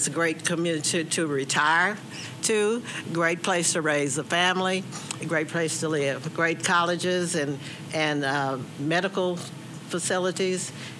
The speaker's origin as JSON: {"language": "English", "town": "Fort Smith", "region": "Arkansas", "country": "United States", "tie": "born or raised there", "also_born_or_lived": "Kansas City, Missouri", "moved": "as an adult", "said": "So when I grew up in Fort Smith, the city was segregated. I grew up in the 50s and the early 60s, and I left in 63 and was gone for almost 30 years."}